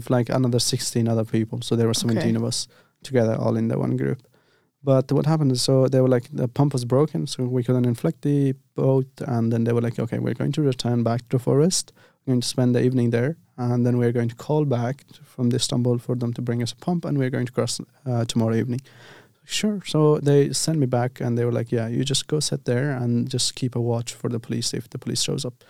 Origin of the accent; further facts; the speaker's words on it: Afghanistan; moved away as an adult; also born or lived in Turkey; I'm from Afghanistan.